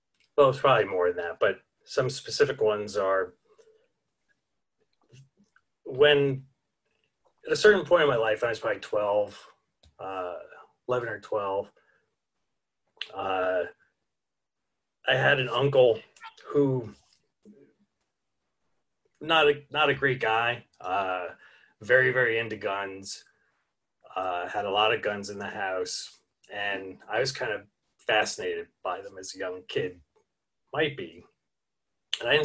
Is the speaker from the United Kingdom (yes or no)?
no; New York City, New York, United States; accent: Brooklyn; also born or lived in New Brunswick, New Jersey; my Brooklyn accent got really, really strong